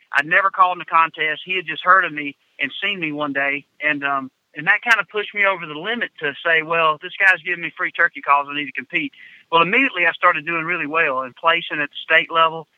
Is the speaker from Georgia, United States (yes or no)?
yes; Georgia, United States; growing up in Georgia